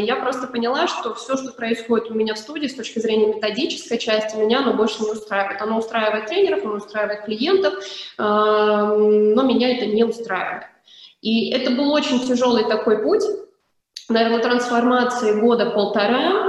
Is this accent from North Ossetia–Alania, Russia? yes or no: no; Krasnodar, Krasnodar Krai, Russia; moved away; я вообще сама из Краснодара